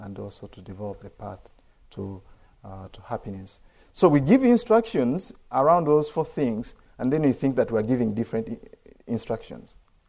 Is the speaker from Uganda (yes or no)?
yes; Uganda; I'm from Uganda